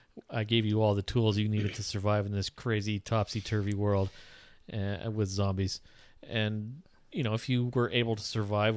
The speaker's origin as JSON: {"language": "English", "town": "Sault Ste. Marie", "region": "Ontario", "country": "Canada", "tie": "born or raised there", "said": "When I was growing up in Sault Ste. Marie, my whole life, everywhere I went in the Sioux, I was in my parents' car or in my grandmother's car"}